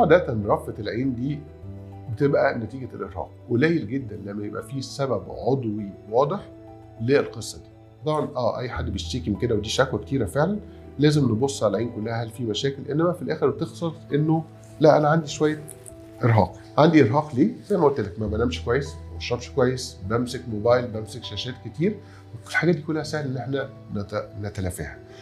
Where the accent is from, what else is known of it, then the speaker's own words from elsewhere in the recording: Egypt; إحنا كلنا كمصريين بما فيهم أنا